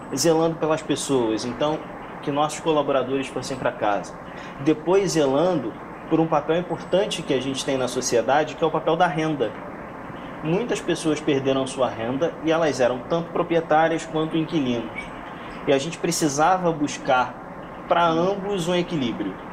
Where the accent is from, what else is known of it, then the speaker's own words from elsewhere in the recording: Rio de Janeiro, Brazil; now in São Paulo, Brazil; sou carioca. Hoje, com home office, eu tenho a possibilidade de voltar ao Rio e, e não mais morar em São Paulo.